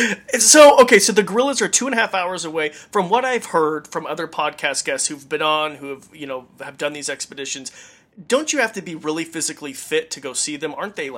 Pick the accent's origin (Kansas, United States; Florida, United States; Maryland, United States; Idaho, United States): Idaho, United States; I'm from Idaho